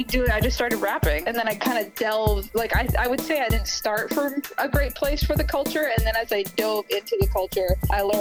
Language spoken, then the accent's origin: English; Hollis, Maine, United States; I'm from Hollis, Maine, which a lot of people probably haven't heard of, but that's where I'm from